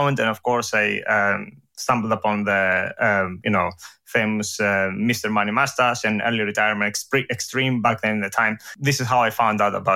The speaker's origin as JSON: {"language": "English", "country": "Greece", "also_born_or_lived": "Edinburgh, United Kingdom", "second_language": "English", "moved": "as an adult", "lives_now": "London, United Kingdom", "said": "I come from Greece. So here's, you know, where this accent comes from."}